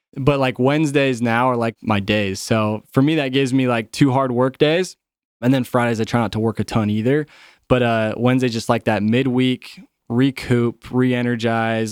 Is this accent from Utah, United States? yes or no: yes; Utah, United States; I grew up in Utah